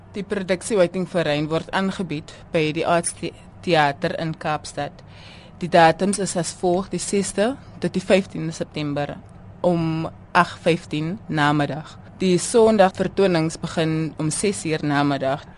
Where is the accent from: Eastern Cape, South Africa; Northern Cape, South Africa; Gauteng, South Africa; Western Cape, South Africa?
Western Cape, South Africa; George; moved away; ek is oorspronklik van George